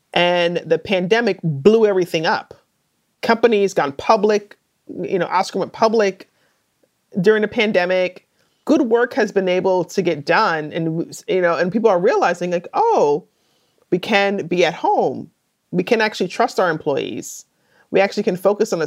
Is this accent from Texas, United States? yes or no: no; New York City, New York, United States; I grew up in New York City